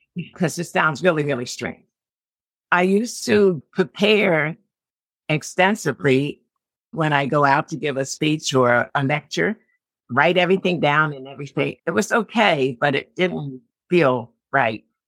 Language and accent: English; Philadelphia, Pennsylvania, United States; moved away as an adult; now in Olean, United States; I'm from Philadelphia originally.